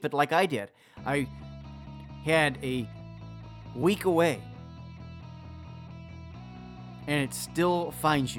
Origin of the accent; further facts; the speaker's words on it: Wisconsin, United States; the state of Wisconsin, which is my home state.